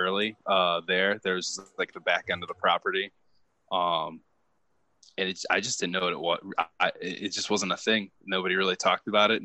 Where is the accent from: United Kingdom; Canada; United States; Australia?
United States; Toledo, Ohio; also born or lived in Appalachian region, southeastern US; now in Southeastern US, near the Appalachian Mountains; I'm originally from Toledo, Ohio